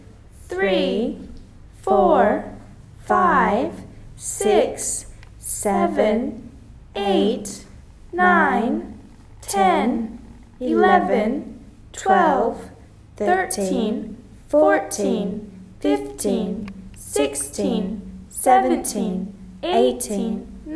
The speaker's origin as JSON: {"language": "English", "region": "Florida", "country": "United States", "said": "I come from Florida in the United States."}